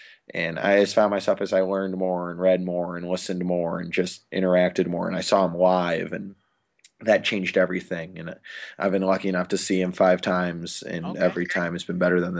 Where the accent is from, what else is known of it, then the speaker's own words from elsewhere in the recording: St. Louis, Missouri, United States; now in Philadelphia, United States; Well, I'm 22. I'm from St. Louis, Missouri. I go to school in Philadelphia up at LaSalle University.